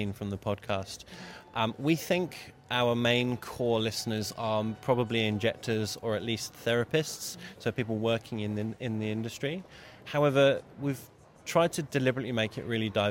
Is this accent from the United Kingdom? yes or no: yes; United Kingdom; moved away as an adult; now in Australia